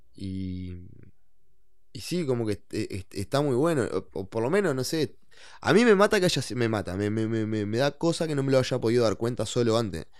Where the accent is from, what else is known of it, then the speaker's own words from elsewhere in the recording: Maldonado, Uruguay; yo oriundo de la ciudad de oriundo de la ciudad de Maldonado, San Fernando de Maldonado. Nací ahí